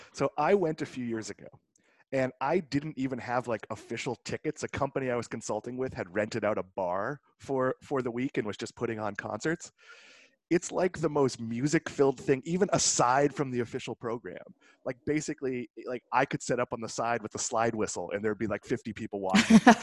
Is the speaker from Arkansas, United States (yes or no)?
no; Swampscott, Massachusetts, United States; moved away; I'm from Swampscott. I've been saying I'm from Boston my whole life